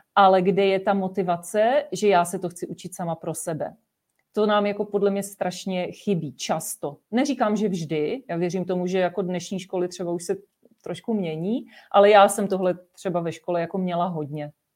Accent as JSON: {"language": "Czech", "country": "Czechia", "tie": "born or raised there", "said": "jsme Češi, byli jsme tady vychovávaní v našem českém prostředí"}